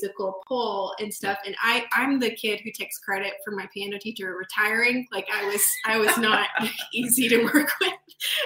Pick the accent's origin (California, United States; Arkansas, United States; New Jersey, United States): Arkansas, United States; I grew up in Arkansas